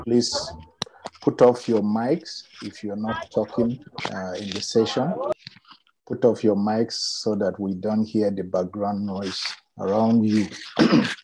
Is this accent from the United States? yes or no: no; Plateau, Nigeria; I'm from Plateau State, Nigeria